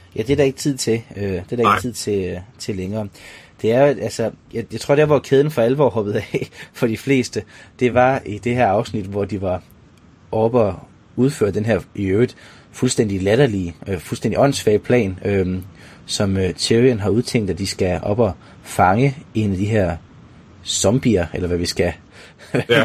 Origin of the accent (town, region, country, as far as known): Denmark